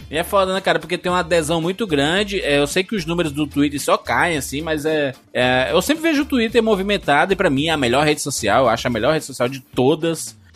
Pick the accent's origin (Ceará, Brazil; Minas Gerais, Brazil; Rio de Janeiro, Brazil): Ceará, Brazil; Fortaleza; eu sou, eu sou de Fortaleza